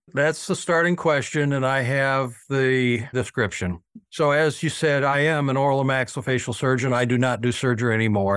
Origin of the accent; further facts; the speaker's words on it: Nashville, Brentwood, Franklin, Tennessee, United States; I was known here in Middle Tennessee, and I'm from Nashville, Brentwood, Franklin, Tennessee